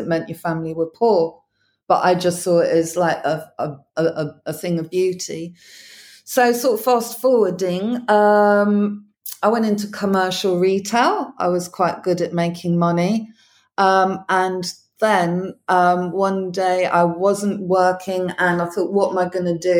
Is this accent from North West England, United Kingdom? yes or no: no; Clevedon, South West England, United Kingdom; I come from the West Country, a little seaside town where not much happens